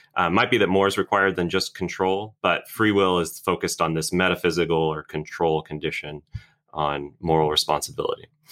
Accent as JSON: {"language": "English", "town": "Orlando", "region": "Florida", "country": "United States", "tie": "born or raised there", "moved": "as an adult", "lives_now": "Birmingham, United States", "said": "I'm originally from Florida. I grew up in Orlando"}